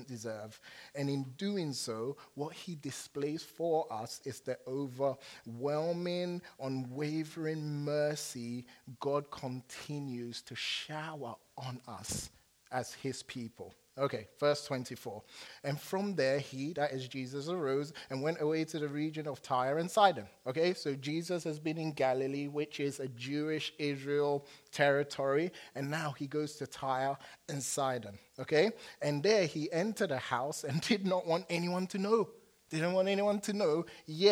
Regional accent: England, United Kingdom; accent: English; now in United States; I turn on my English accent

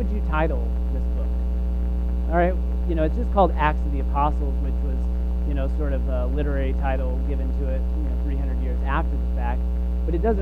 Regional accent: Texas, United States; I am from Texas and come from a Southern Baptist tradition

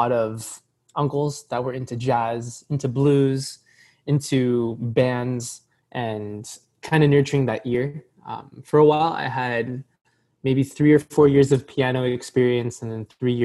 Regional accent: Poway, California, United States; also born or lived in San Marcos / Escondido / Scripps Ranch / La Jolla; now in San Diego, United States; I grew up in Poway

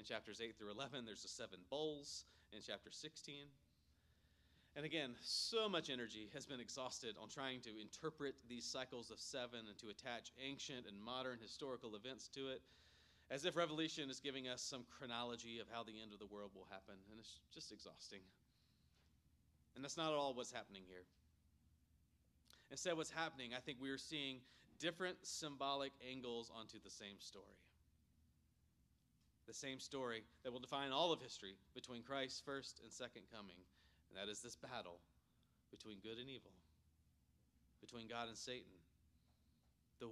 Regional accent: Myrtle Beach, South Carolina, United States; growing up in Myrtle Beach, South Carolina

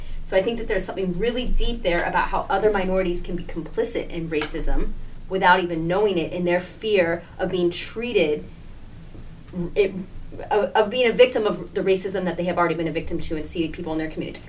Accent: South Carolina, United States; South Carolina.

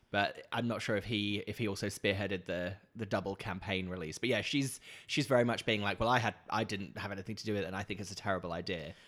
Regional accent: Norfolk, East of England, United Kingdom; moved away as an adult; also born or lived in London; I grew up in Norfolk

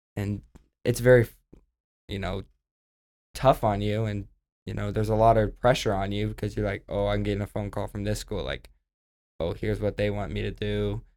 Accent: Oklahoma, United States; I'm from Oklahoma

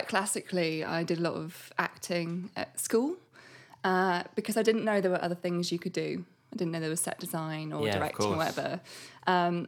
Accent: Bristol, South West England, United Kingdom; I grew up in Bristol

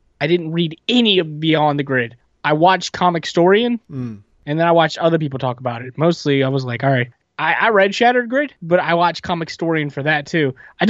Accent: Richmond, Virginia, United States; born or raised there

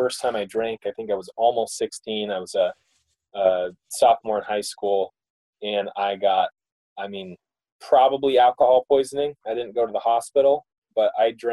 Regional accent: Mesa, Arizona, United States; I grew up in Mesa, Arizona

